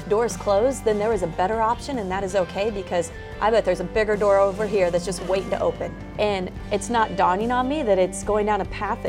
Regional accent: Southern California, United States; growing up in Southern California, there's no better college football team to cover than the USC Trojans.

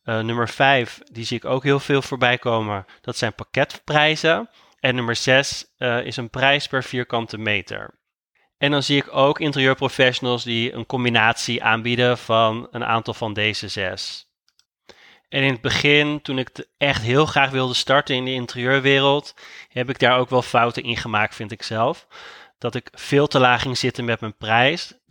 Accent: Amsterdam, North Holland, Netherlands; ik ben interieurontwerper uit Amsterdam

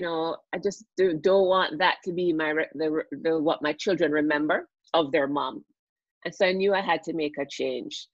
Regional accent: Jamaica; moved away as an adult; also born or lived in United States; now in Toronto, Canada; I'm Jamaican and I grew up, went to school in Jamaica

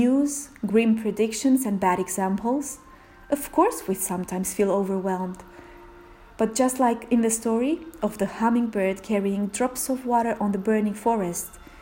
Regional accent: Romania; Romania, my home country

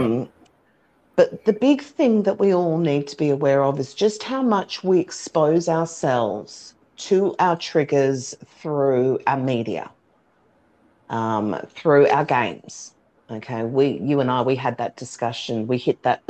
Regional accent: Australia; being Australian

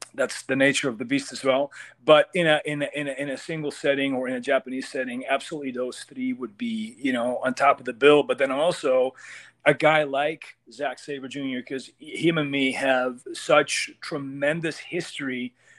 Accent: Amsterdam, North Holland, Netherlands; moved away as an adult; now in United States; I come from I come from Amsterdam, and Netherlands, really small country, does not have a lot of wrestling.

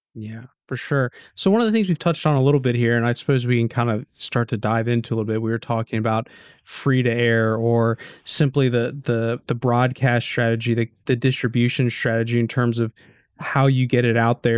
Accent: United States; moved away; being an American, being an outsider

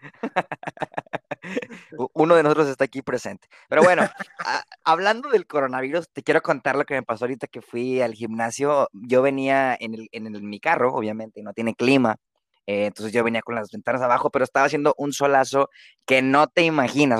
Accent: Mexico; como buen mexicano lector promedio

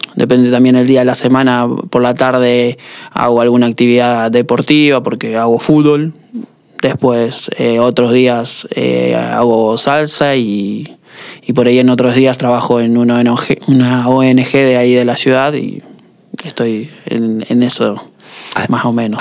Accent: Rosario, Santa Fe, Argentina; soy de, Rosario

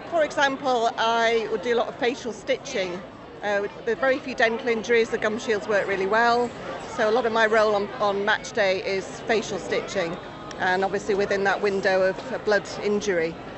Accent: Scotland, United Kingdom; we're Scottish

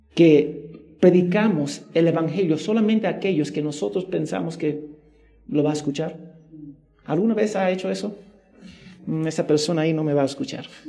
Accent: New Jersey, United States; moved away; en mi tierra, en los Estados Unidos, en Nueva Jersey

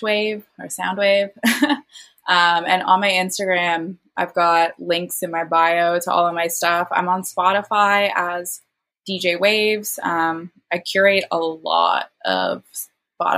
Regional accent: Hamilton, Ontario, Canada; moved away; I'm from Hamilton originally

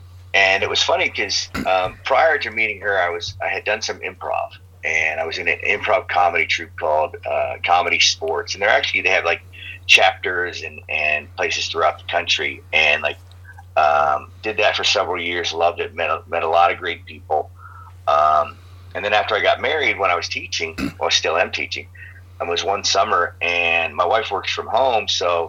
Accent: New York, United States; also born or lived in Oregon / Chicago; after growing up in New York and in Oregon, even in Chicago

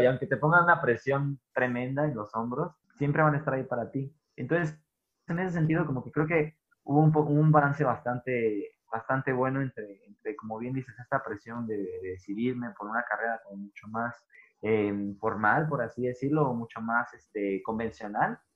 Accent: Tijuana, Baja California, Mexico; yo soy de Tijuana, soy norteño

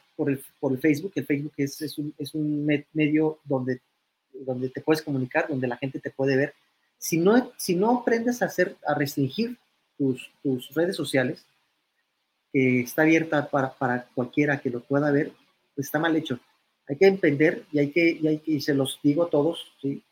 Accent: Mexico; sé que soy un multimillonario mexicano

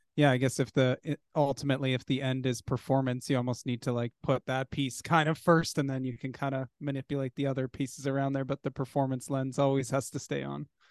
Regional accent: Canada; we're Canadian

